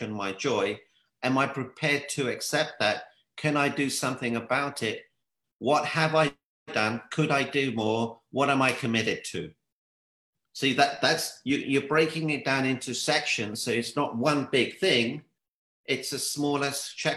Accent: London, United Kingdom; I'm from the UK. It's in London.

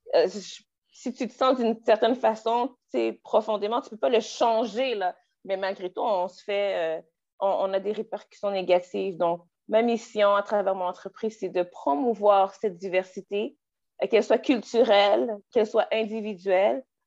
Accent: Quebec, Canada; Je suis euh, née au Québec de parents haïtiens. Euh, mm. j'ai grandi au Québec, j'ai fait mon éducation au Québec

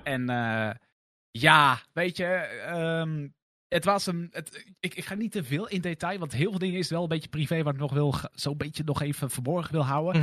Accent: Lexmond, Utrecht, Netherlands; ik ben weliswaar geboren in Utrecht, maar ik ben opgegroeid in het dorpje Lexmond wat er net onder ligt

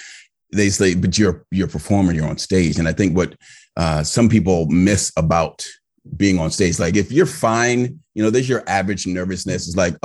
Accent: Virginia, United States; also born or lived in Maryland; I was raised primarily in Northern Virginia, but I've lived in the DMV. So that's the district, Maryland and Virginia.

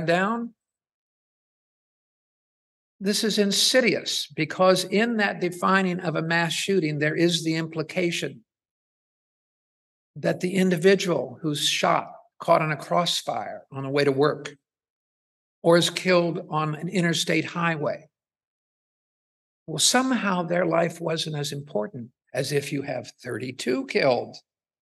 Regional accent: Ohio, United States; moved away; I'm originally from Ohio, so I look at Ohio newspapers.

